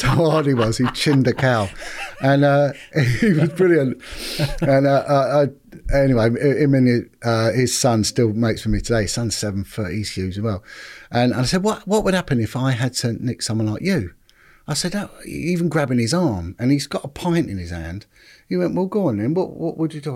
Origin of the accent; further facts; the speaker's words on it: London, United Kingdom; I'm originally from Paddington, in, uh, sort of just central London, just outside